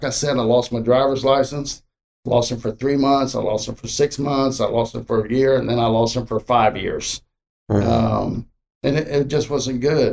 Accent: Miami, Florida, United States; also born or lived in Okeechobee, Florida; I was about 13. And then we moved from Miami to a place called Okeechobee.

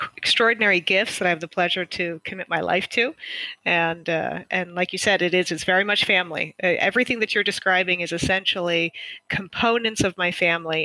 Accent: Texas, United States; moved away as an adult; also born or lived in Argentina / Northern California; now in Napa Valley, United States; we spent most of my childhood and college years in Texas

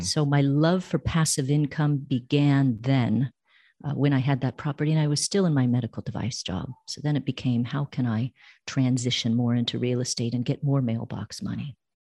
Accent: Bay Area, California, United States; moved away as an adult; now in Costa Rica; I'm from the Bay Area

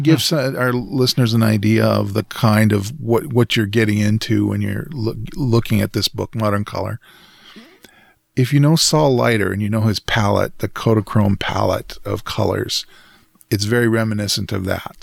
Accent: Western Canada, Canada; as a Canadian, particularly Western Canadian

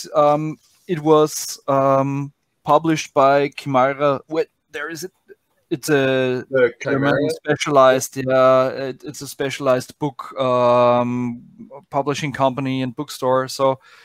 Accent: Austria; I'm from Austria, from Middle Europe

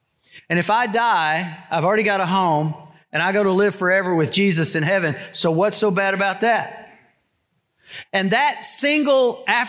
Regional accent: Texas, United States; You know, when I came here from Texas, one of the struggles I had was figuring out whether you guys were genuine or not.

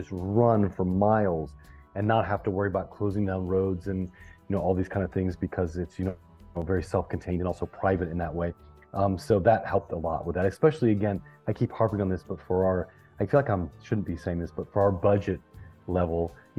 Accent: the South, United States; I'm from the South myself. I'm such a Southerner in deep South

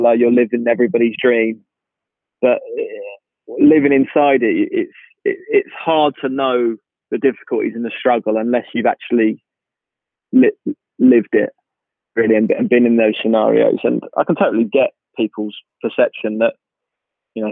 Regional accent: Knebworth, East of England, United Kingdom; also born or lived in Dorset / Manchester / Cambridge; I lived in Nebworth, which is right by Stevenage

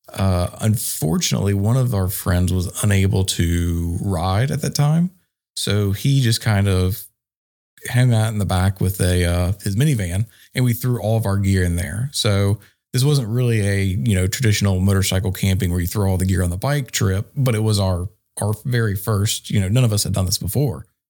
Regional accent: Archdale, North Carolina, United States; I'm from Archdale, North Carolina

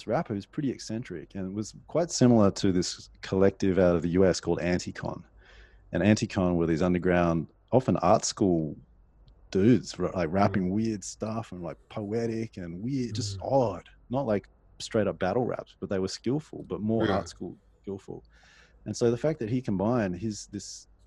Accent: Sydney, New South Wales, Australia; I'm from Sydney

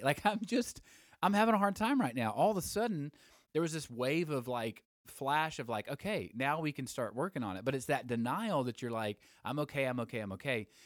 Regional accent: Alabama, United States; I'm from Alabama

